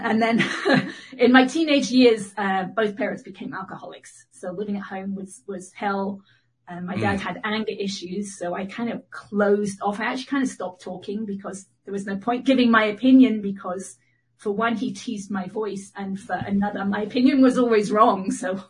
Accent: England, United Kingdom; accent: mid-Atlantic; now in United States; I'm in Northern California. I'm actually from England, so I have a kind of mid-Atlantic accent.

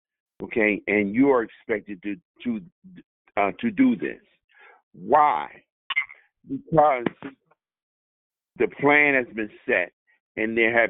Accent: United States; Just like to preface my comments by saying I am an American fighting man. I am a veteran. I'm a combat veteran.

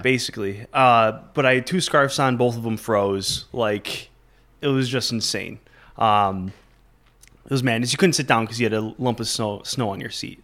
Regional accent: Batavia, New York, United States; moved away as an adult; also born or lived in Buffalo, New York / Fredonia, New York; now in Plattsburgh, United States; I'm actually originally from Batavia, New York

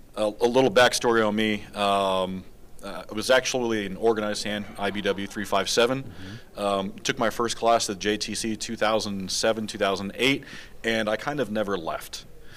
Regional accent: Las Vegas, Nevada, United States; born and raised in Vegas, right, in this school district

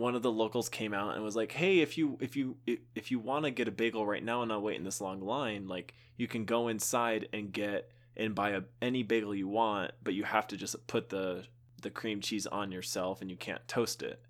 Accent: Texas, United States; I grew up in Texas

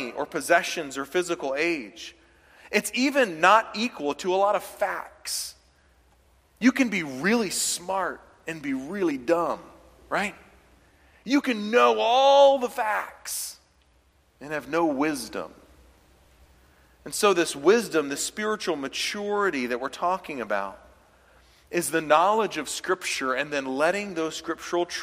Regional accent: the South, United States; moved away; when I was from the South

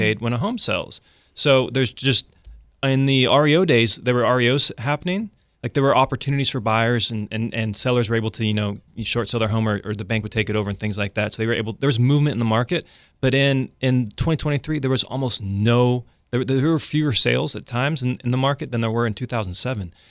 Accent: Central California, United States; moved away as an adult; now in Sacramento, United States; We're from Central California originally

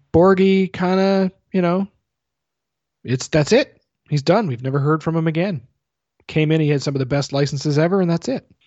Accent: Canada; I'm Canadian

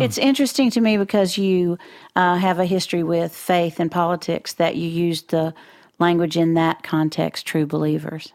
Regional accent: Floydada, Texas, United States; I'm from Floyd A to Texas

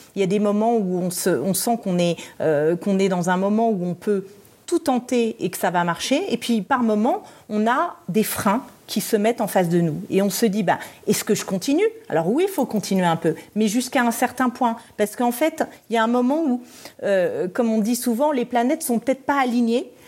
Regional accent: Paris, Île-de-France, France; also born or lived in Brussels; je suis française et, parisienne, mais j'avais vécu à Bruxelles

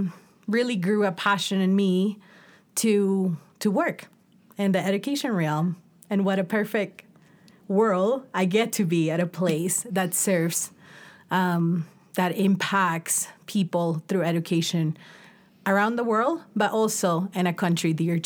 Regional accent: Amazon region of Ecuador, Ecuador; moved away; also born or lived in Quito, Ecuador / United States; I was born and raised in the Amazon region of Ecuador, was able to study abroad, come back to Ecuador

